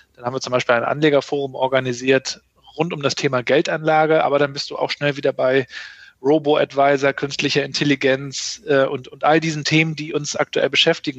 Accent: Rostock, Mecklenburg-Vorpommern, Germany; ich bin ähm, Rostocker Jung, 80er 68er Jahrgang, ähm, in der DDR noch aufgewachsen

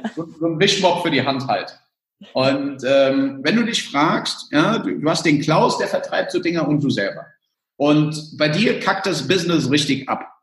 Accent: El Salvador; also born or lived in Germany; Ich komme aus El Salvador

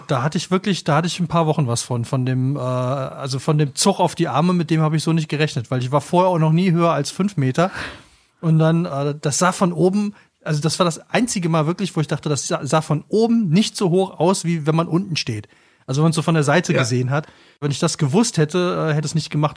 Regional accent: Cologne, North Rhine-Westphalia, Germany; moved away; ich bin in Köln geboren, ich habe lange in Köln gelebt und ich kenne diese Stadt tatsächlich sehr, sehr, sehr gut

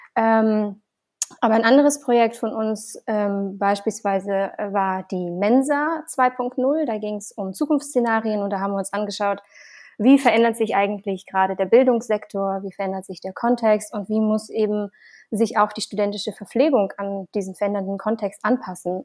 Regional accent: Siberia, Russia; moved away; ich bin ähm, in Sibirien aufgewachsen

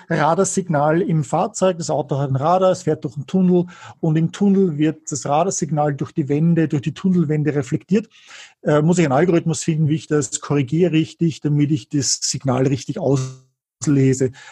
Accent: Germany; Marktanteil im Absatz könnten wir noch halten als Deutsche, oder?

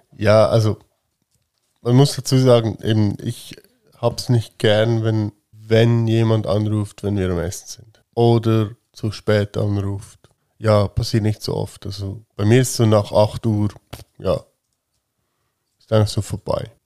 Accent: Switzerland; ich bin halt ein Schweizer

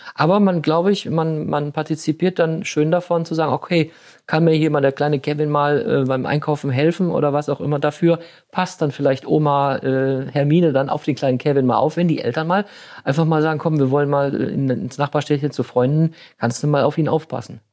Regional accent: Germany; als Deutsche

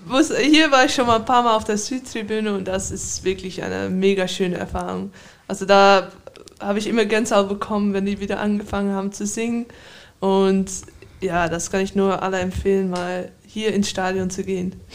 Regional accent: Amsterdam, North Holland, Netherlands; moved away; Ich bin in Amsterdam geboren

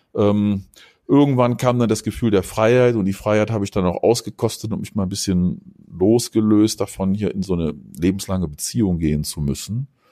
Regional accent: North Rhine-Westphalia, Germany; mein Vater, der kommt aus der Ecke hier, wo ich aufgewachsen bin, da im Rheinland, äh, in der Nähe der holländischen Grenze

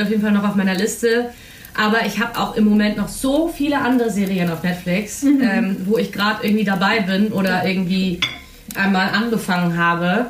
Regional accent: Germany; Wir als Deutsche

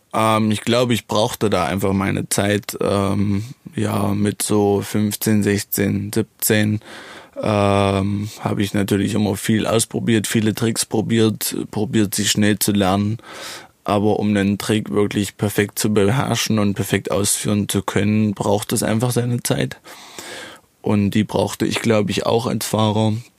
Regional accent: Germany; ich bin super gern, wirklich in Niederdola. Ähm, ja, es ist mein Heimatort

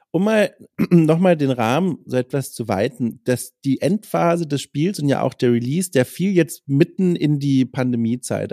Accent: Franconia, Germany; accent: Franconian; ich komme ja auch aus dem Süden

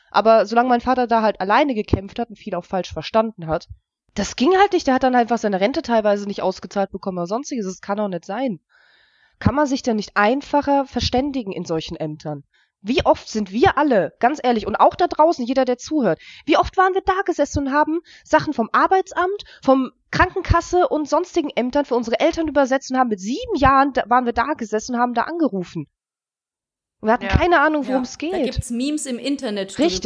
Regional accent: Germany; ich bin in Deutschland aufgewachsen

